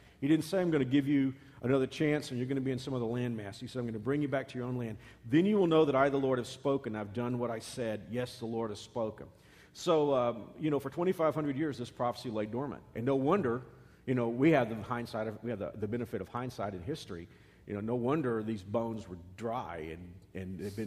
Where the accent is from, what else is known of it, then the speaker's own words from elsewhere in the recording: Texas, United States; As a Texan